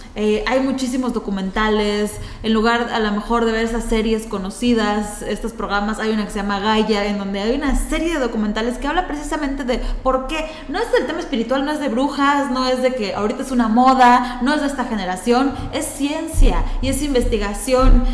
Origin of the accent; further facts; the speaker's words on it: Yucatán, Mexico; nosotros, como yucatecos, como mexicanos